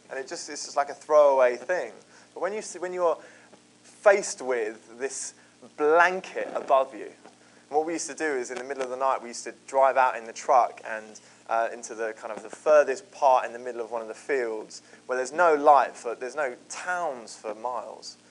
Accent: Croydon, London, United Kingdom; I grew up in Croydon.

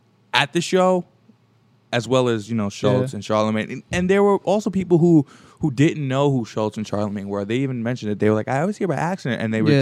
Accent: New York City, New York, United States; My hometown, baby. We repping it out here.

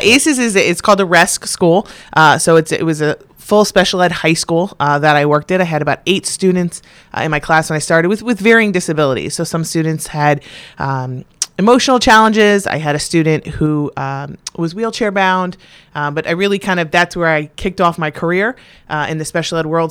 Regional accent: North Branford, Connecticut, United States; I was born and raised in North Branford, Connecticut. Really in Northford, Connecticut

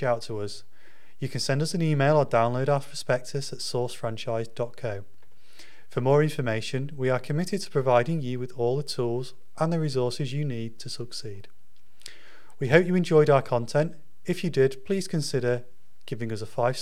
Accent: Yorkshire and the Humber, United Kingdom; I'm a Yorkshireman

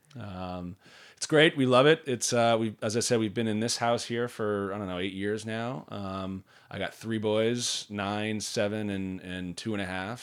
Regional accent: Marblehead, Massachusetts, United States; also born or lived in San Francisco / Washington, D.C.; now in South Shore, Massachusetts, United States; I grew up on the North Shore

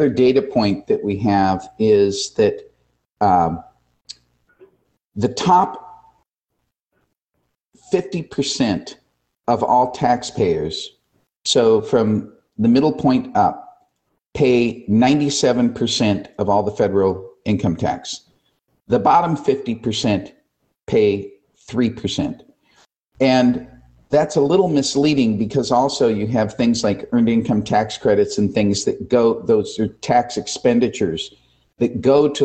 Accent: United States; as an American

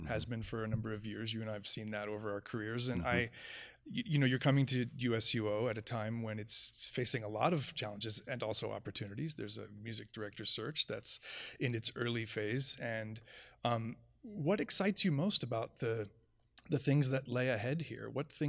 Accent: Florida, United States; I probably am going to have to do an entire apology podcast to the state of Florida, but I did grow up there, so I do have some rights and privileges in this regard.

